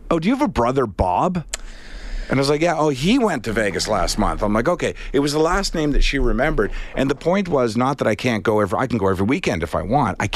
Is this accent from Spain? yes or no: no; Canada; I'm from Canada